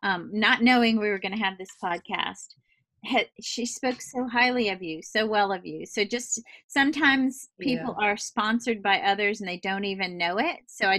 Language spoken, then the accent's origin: English; Louisiana, United States; born or raised there; moved away